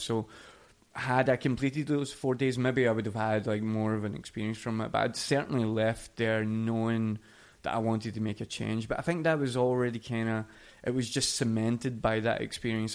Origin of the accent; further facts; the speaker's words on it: Coatbridge, Scotland, United Kingdom; moved away as an adult; now in Oslo, Norway; It's a little place outside of uh, of Glasgow called Coatbridge, where is where I grew